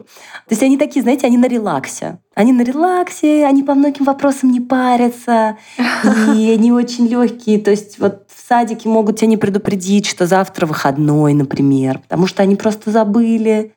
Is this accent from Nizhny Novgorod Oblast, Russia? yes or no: yes; Nizhny Novgorod, Nizhny Novgorod Oblast, Russia; moved away as an adult; now in Israel